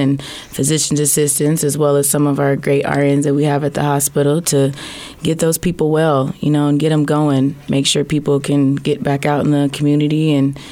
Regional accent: Des Moines, Iowa, United States; I was born and raised here in the Des Moines area. I've lived in Iowa all my life

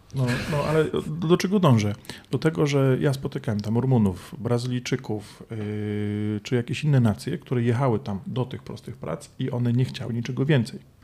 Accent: Poland; also born or lived in London, United Kingdom

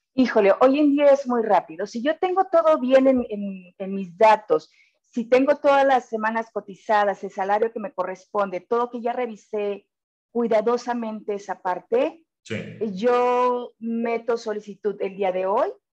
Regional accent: Monterrey, Nuevo León, Mexico; somos bien regios aquí

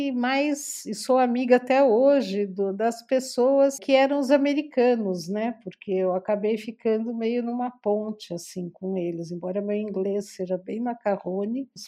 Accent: Brazil; eu sou muito brasileira. Eu tenho absoluta certeza que, que o Brasil é o lugar que eu gosto de morar, de ficar.

